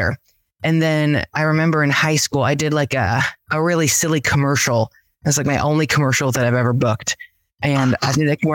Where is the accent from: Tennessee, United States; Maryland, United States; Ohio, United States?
Tennessee, United States; Nashville; also born or lived in Los Angeles, United States; now in Chattanooga, United States; I grew up in the Nashville area.